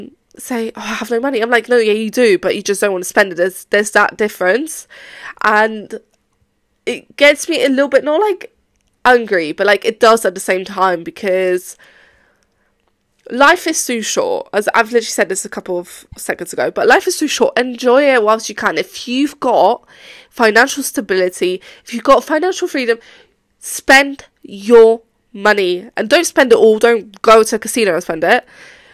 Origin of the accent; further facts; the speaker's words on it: Poland; now in England, United Kingdom; Well, obviously I've been abroad. I came from Poland to England, but that's not the point.